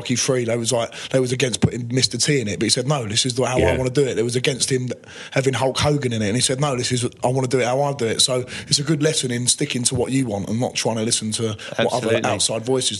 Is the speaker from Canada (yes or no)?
no; Romford, London, United Kingdom; I grew up in Romford, born and raised in Romford, went to school at Marshall's Park, and I wouldn't say I come from a rough background, just a normal upbringing, normal background.